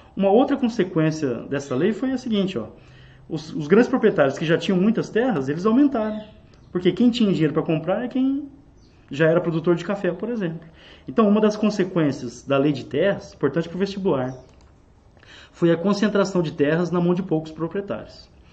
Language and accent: Portuguese; Brazil; como brasileiros